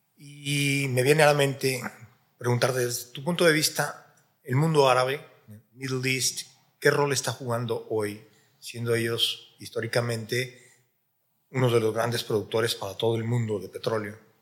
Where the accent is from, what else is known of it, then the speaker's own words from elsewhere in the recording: Mexico; en mi país, en México